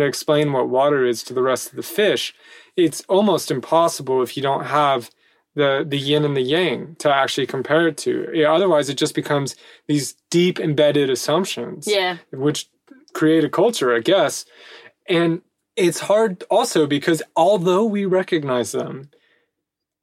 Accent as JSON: {"language": "English", "country": "United States", "moved": "as an adult", "lives_now": "France", "said": "I know my roots are there and I know that I'm more American than not"}